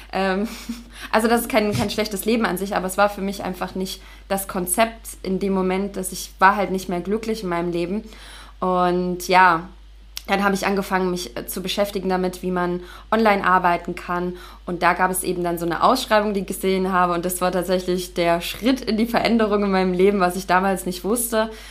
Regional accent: Leipzig, Saxony, Germany; moved away as an adult; now in Dahab, Egypt; Ich bin, ich komme aus Leipzig

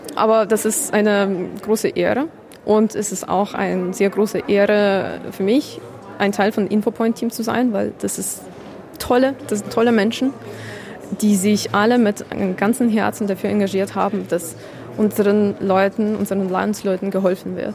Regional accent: Kyiv, Ukraine; German is a second language; also born or lived in Irpin; now in Germany; Kiew, meine Heimatstadt, wo ich geboren wurde und aufgewachsen bin

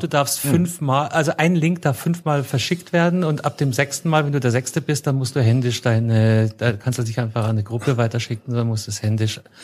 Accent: Munich, Bavaria, Germany; ich komme aus München

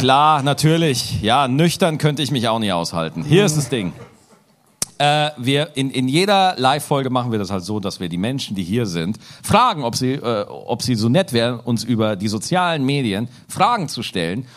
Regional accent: Lower Bavaria, Germany; von einem gebürtigen Niederbayern

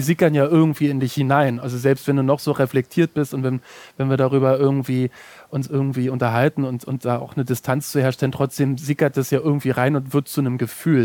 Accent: Germany; ich komme aus Deutschland

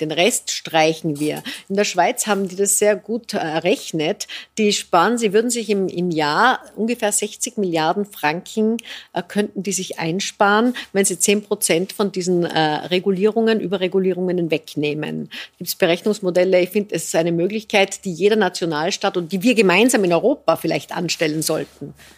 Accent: Austria; bei uns in Österreich

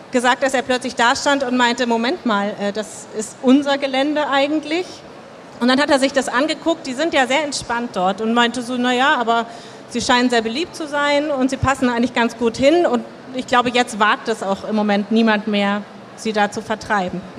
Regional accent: Hamburg, Germany; Also klar, Hafenviertel muss ich, wir als Hamburger wissen, wie das ist.

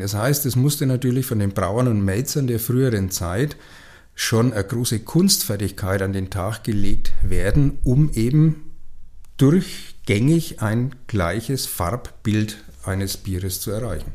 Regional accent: Franconia, Bavaria, Germany; hier bei uns in Franken

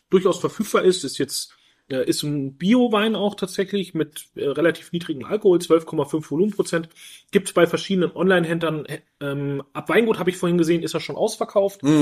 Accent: Retzstadt, Bavaria, Germany; Wir haben jetzt hier einen Silvaner äh, aus meiner Heimat, aus Franken, aus Rettstadt

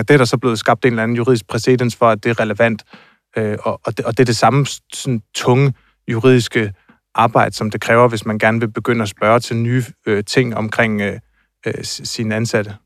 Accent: near Tåsinge, southern Funen, Southern Denmark, Denmark; nede på Tosinge, tæt på, hvor jeg er fra, nede i det sydfynske

